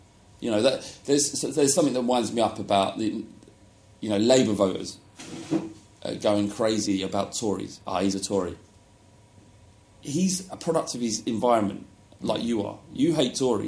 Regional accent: London, United Kingdom; also born or lived in Woodford; I grew up in Holloway

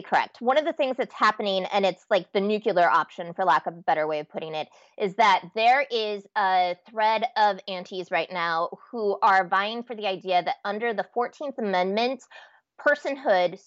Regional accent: Nebraska, United States; moved away as an adult; now in Minnesota, United States; I was raised in Nebraska, pretty uptight kid

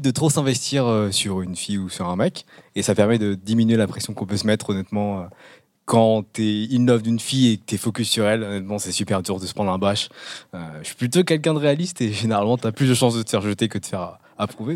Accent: Canada; moved away; je viens du Canada

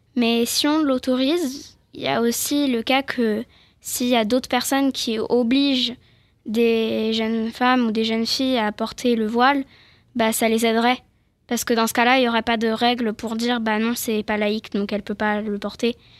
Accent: France; je suis française, je suis née ici

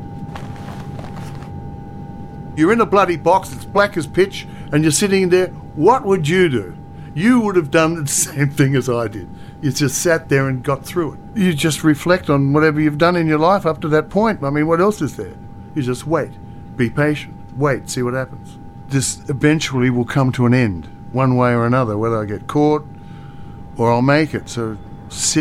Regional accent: Australia; I'm an Australian.

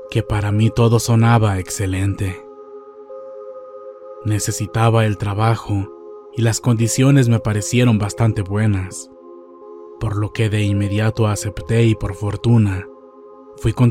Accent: Colima, Mexico; Soy de Colima, Colima.

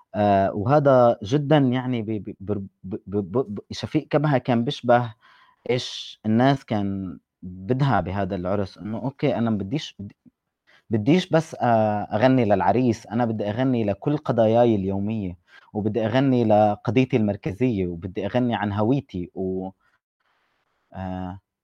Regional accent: Palestine

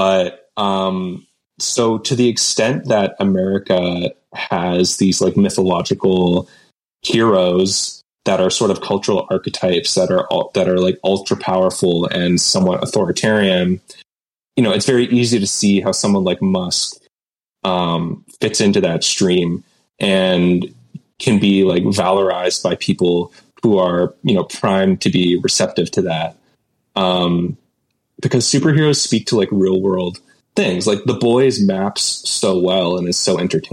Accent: Canada; I'm Canadian, but we get a lot of American culture here.

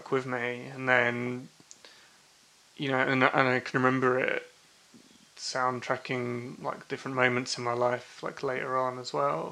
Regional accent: Chingford, London, United Kingdom; I grew up in Chingford

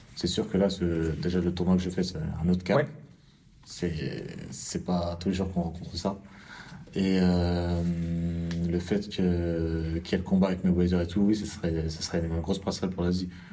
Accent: France; Je suis français

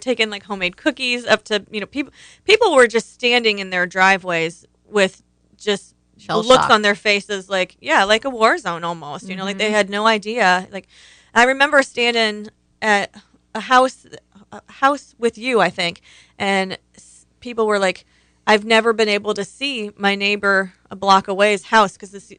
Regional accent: Ohio, United States; moved away; I'm from Ohio.

